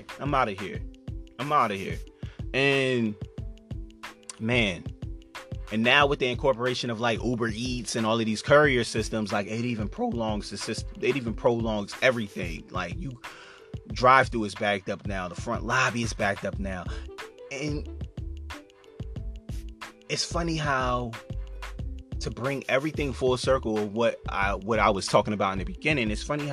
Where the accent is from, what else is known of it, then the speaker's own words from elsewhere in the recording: Chester, Pennsylvania, United States; growing up in Chester